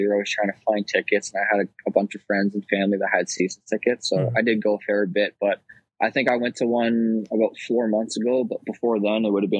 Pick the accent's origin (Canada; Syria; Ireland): Canada; Kitchener, Ontario; just your typical Southern Ontario kid, playing for my hometown Kitchener.